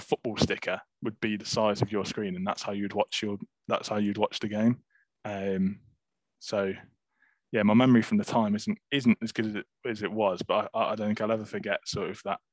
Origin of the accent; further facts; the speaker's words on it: England, United Kingdom; an English Torino fan, obviously in England